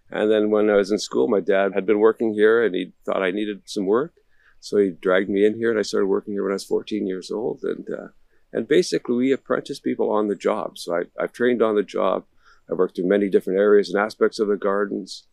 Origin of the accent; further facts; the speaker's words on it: Victoria, British Columbia, Canada; I'm from Victoria